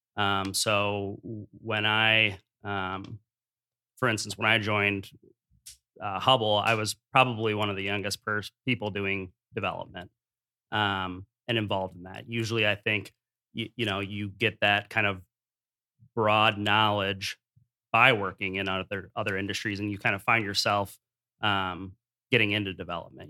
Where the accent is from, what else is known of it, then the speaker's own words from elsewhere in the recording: Dubuque, Iowa, United States; I grew up in Dubuque